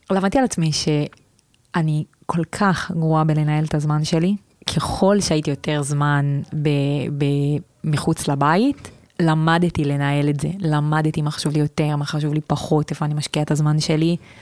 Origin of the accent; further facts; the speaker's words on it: Southern District, Israel; moved away as an adult; also born or lived in Tel Aviv; אני מהדרום, מהצד השני